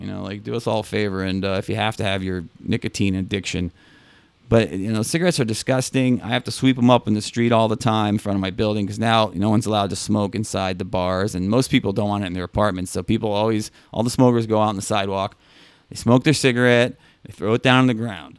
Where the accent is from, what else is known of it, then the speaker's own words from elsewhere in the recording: New York City, New York, United States; as a New Yorker